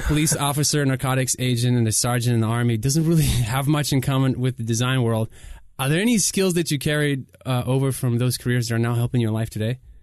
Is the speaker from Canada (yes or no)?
no; Ukraine; English is a second language; also born or lived in Southern United States; now in United States; I come from Ukraine, moved here as a refugee, didn't speak the language in 2000. That's when we moved to the states